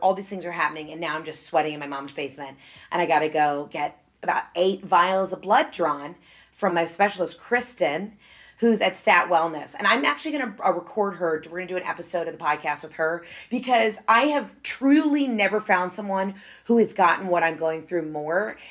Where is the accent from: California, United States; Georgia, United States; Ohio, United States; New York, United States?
Georgia, United States; Atlanta; I'm from Atlanta